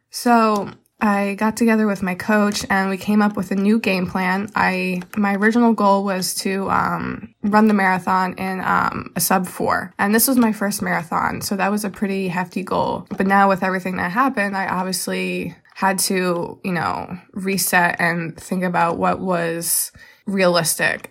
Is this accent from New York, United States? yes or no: no; Reading, Pennsylvania, United States; I am from Reading, Pennsylvania